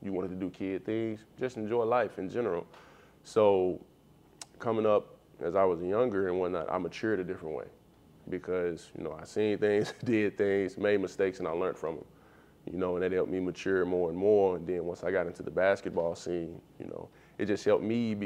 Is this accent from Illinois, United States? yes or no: no; near Magnolia, Arkansas, United States; moved away as an adult; also born or lived in Chicago; Magnolia, Arkansas. It's like 30 minutes from my hometown